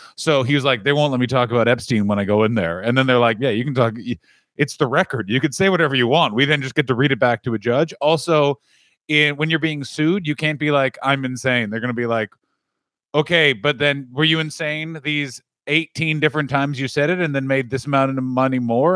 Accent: Ottawa, Ontario, Canada; my hometown, the capital of Canada

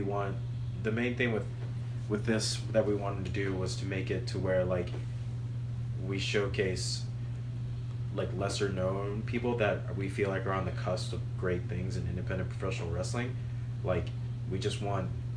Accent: Birmingham, Alabama, United States; now in Nashville, United States; I was born and raised in Birmingham, Alabama

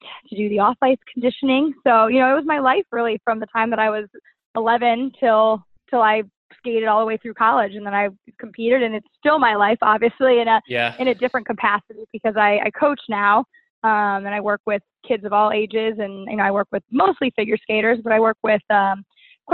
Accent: Cleveland, Ohio, United States; moved away as an adult; now in Washington metropolitan area, United States; I'm originally from Cleveland, Ohio

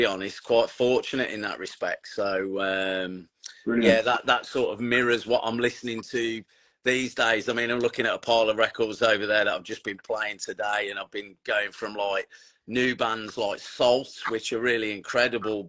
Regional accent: Tamworth, West Midlands, United Kingdom; I grew up in the Tamworth area

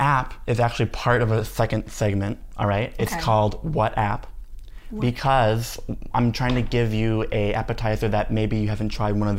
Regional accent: Spain; I'm from Spain.

